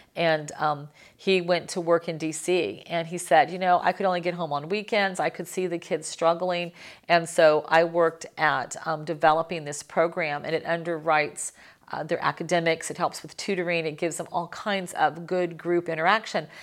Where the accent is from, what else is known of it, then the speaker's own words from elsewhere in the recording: Miami, Florida, United States; I'm from Miami